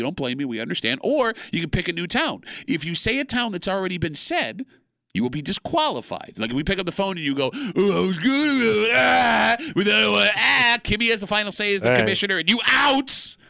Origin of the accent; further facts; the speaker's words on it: Gates, New York, United States; I was born and raised in Gates, and I'm a pretty calm person.